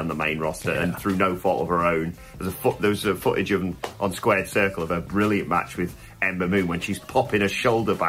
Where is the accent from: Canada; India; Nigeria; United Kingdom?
United Kingdom; We're British